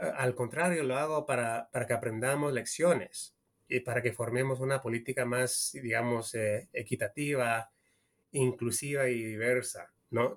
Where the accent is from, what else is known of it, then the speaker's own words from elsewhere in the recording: California, United States; also born or lived in Peru; yo soy peruano estadounidense. Yo nací en California, pero de mi, familia es peruana y siempre cuando era niño en los 80 siempre visitaba Perú